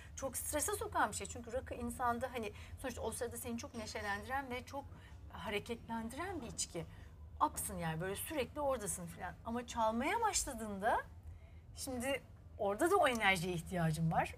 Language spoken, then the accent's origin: Turkish; Istanbul, Turkey; Beşiktaş çocuğuyum da Ortaköylüyüm. İşte sonra Beşiktaş'ta okudum